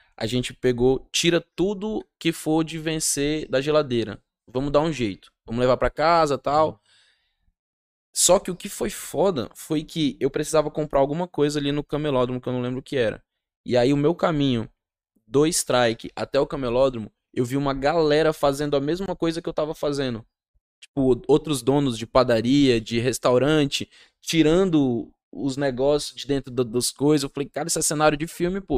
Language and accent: Portuguese; Rondônia, Brazil; eu sou rondoniense